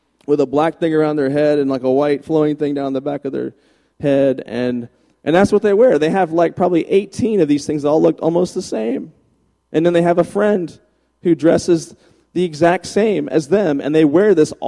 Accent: Virginia, United States; moved away as an adult; now in Texas, United States; I moved from Virginia, where I'm from, to Texas

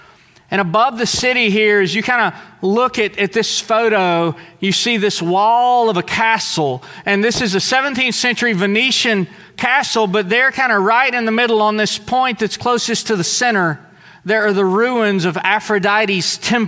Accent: New York City, New York, United States; also born or lived in Southeast Texas; most people can tell from my accent. I grew up in New York City, and I grew up in Southeast Texas.

